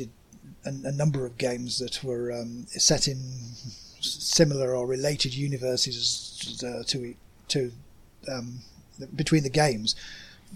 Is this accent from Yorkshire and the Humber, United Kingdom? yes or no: yes; Yorkshire and the Humber, United Kingdom; accent: working class Yorkshire; I'm English. Obviously, you can tell that by the accent. I'm from a part of England called Yorkshire, which means that I pronounce all my vowels in a flat way.